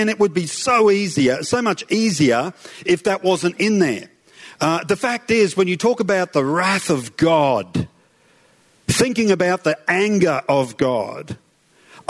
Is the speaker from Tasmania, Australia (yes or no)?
no; Toowoomba, Queensland, Australia; I grew up in Rockville, in Toowoomba. I'm a Toowoomba boy